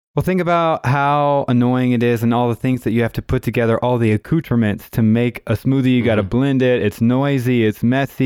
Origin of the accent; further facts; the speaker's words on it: Tulsa, Oklahoma, United States; I am also from Tulsa, Oklahoma